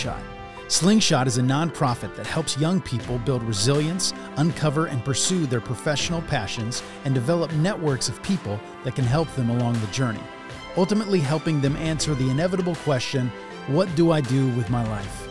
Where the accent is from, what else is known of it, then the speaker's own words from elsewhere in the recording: Spokane, Washington, United States; I'm from Spokane